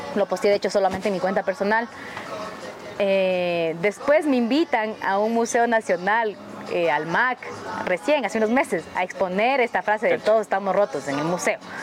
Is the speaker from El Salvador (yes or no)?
no; Quito, Pichincha, Ecuador; yo crecí en el sur de Quito y todavía extraño el sur de Quito, yo soy sureña